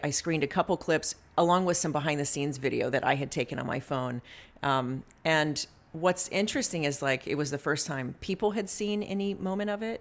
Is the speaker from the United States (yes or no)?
yes; the South, United States; moved away; I grew up in the South